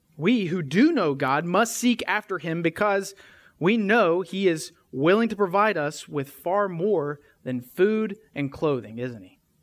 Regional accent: West Tennessee, United States; we're from West Tennessee

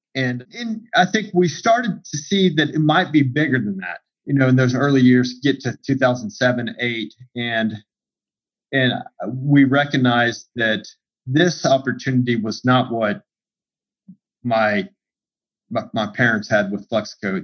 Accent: Central Texas, United States; growing up in Central Texas

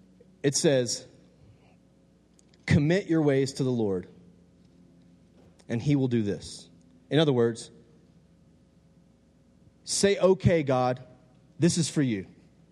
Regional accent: Texas, United States; I'm from the South, Texas people, you know what I'm talking about.

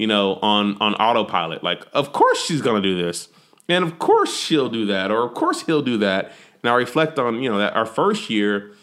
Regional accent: Texas, United States; I'm a Texan

